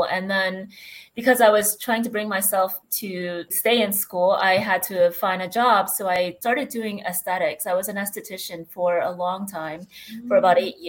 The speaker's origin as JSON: {"language": "English", "country": "United States", "moved": "as an adult", "lives_now": "Spain", "said": "I'm actually originally from the States, but I moved here about 9 years ago"}